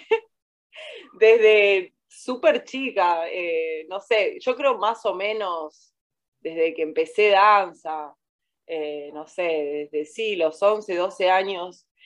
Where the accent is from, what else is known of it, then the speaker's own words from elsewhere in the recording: Córdoba, Argentina; Por ahí de, adolescente yo soy de Córdoba y me, vestía súper disfrazada